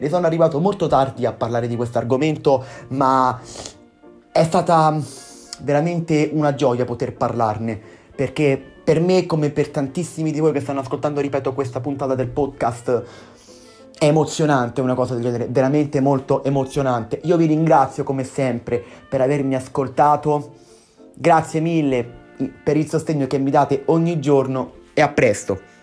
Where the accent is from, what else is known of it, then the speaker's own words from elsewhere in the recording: Italy; dall'Italia, il paese che io amo, il mio paese